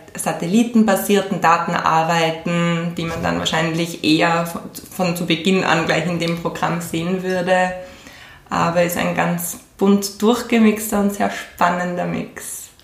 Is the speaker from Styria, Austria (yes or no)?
yes; Graz, Styria, Austria; also born or lived in Switzerland; bin gebürtige Grazerin